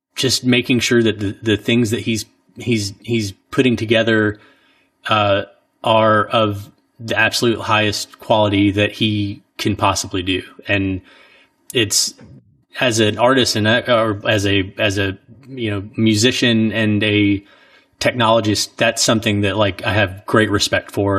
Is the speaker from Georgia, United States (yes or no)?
no; Orangeburg, South Carolina, United States; moved away; growing up in Orangeburg